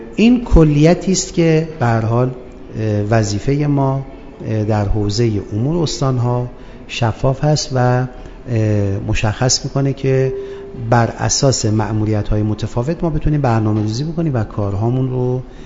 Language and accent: Persian; Abadan, Khuzestan, Iran; خوزستان و خصوصا شهر خودم آبادان